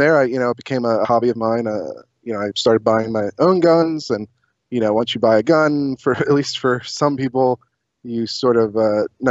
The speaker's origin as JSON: {"language": "English", "area": "Chester County", "region": "Pennsylvania", "country": "United States", "tie": "born or raised there", "said": "I grew up in Chester County."}